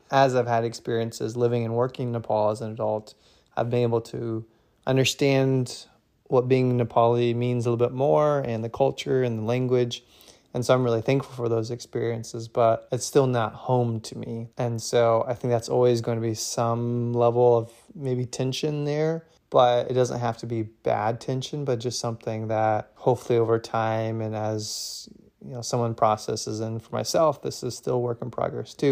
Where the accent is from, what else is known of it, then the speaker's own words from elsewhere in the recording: Marion, Indiana, United States; In terms of just growing up, I grew up in Marion, Indiana, uh, which is like an hour north of Indianapolis. It was a pretty normal childhood, I would say.